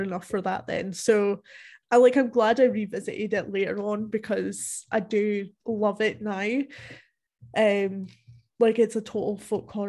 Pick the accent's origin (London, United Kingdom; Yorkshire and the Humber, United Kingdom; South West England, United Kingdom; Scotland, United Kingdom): Scotland, United Kingdom; Dumfries and Galloway; it's actually mostly filmed in the area that I grew up in Scotland